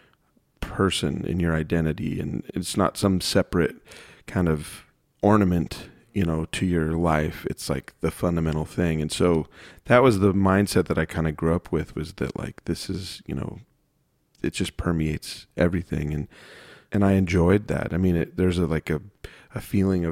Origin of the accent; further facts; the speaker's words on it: Phoenix, Arizona, United States; I grew up in Phoenix, Arizona